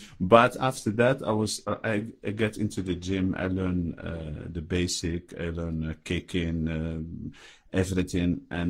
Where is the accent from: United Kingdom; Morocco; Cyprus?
Morocco; Casablanca, Casablanca-Settat; born there; yeah, I was born in Casablanca